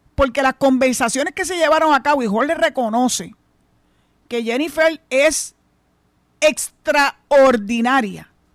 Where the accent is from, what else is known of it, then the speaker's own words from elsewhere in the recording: Puerto Rico; somos boricua